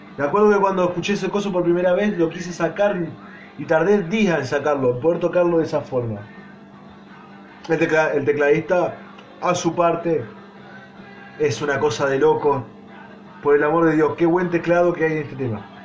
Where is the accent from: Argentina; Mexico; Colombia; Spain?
Argentina; nací en Argentina, no soy eh, yankee y mucho menos inglés